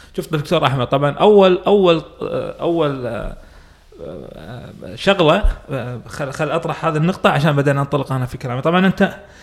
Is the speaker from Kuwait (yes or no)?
yes; Kuwait; عندنا بالكويت